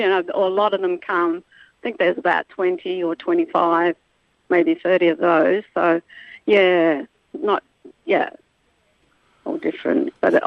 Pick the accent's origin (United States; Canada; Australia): Australia; Melbourne, Victoria; I'm from Melbourne